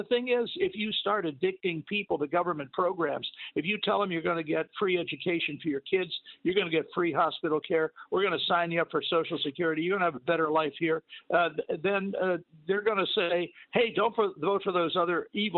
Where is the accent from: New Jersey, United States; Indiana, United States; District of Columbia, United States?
District of Columbia, United States; Washington; When I was growing up in Washington, D.C.